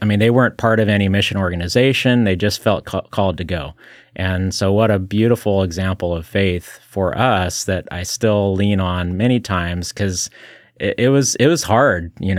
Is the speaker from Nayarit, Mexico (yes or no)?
yes; Tepic, Nayarit, Mexico; it's actually made in Tepic, Nayarit, Mexico, which is where I was born. So it's my hometown.